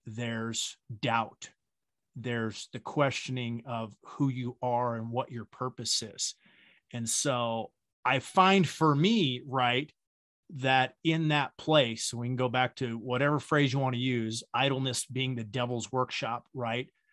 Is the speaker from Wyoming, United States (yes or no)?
yes; Wyoming, United States; I grew up in the Wild West, right? I grew up in Wyoming.